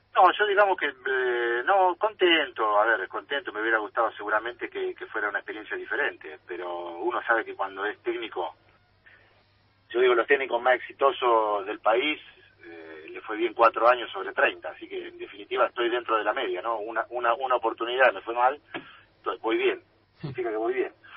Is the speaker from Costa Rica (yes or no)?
no; Argentina; si bien soy muy argentino en todo sentido, como jugador, como ciudadano, como todo